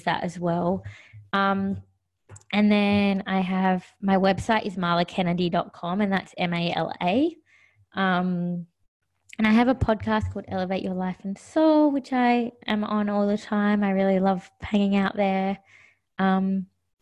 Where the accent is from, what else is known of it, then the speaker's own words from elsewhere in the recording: Australia; I am really from Australia. I don't know anything different. I've been raised here.